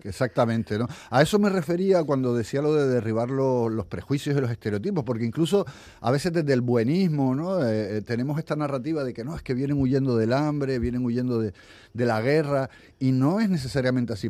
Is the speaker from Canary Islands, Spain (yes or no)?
yes; Canary Islands, Spain; moved away as an adult; also born or lived in Africa; mi tierra, a Canarias